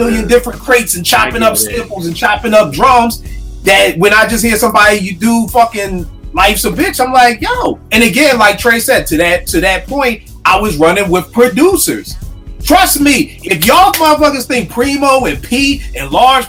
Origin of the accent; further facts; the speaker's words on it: Philadelphia, Pennsylvania, United States; I'm from Uptown